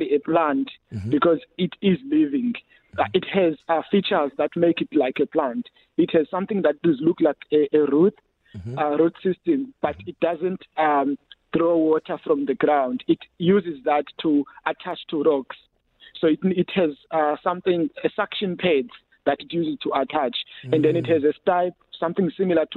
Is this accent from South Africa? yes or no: yes; Ngqabarha, Eastern Cape, South Africa; also born or lived in Khayelitsha, Cape Town; now in Cape Town, South Africa; the forest I grew up in Ngqabarha back at home